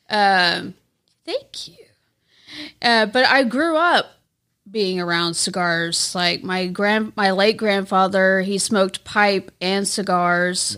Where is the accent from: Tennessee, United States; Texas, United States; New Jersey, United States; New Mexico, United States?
Texas, United States; moved away as an adult; also born or lived in North Little Rock, Arkansas; now in Arkansas, United States; I was born in North Little Rock, but then I was raised in Texas for about twenty-five years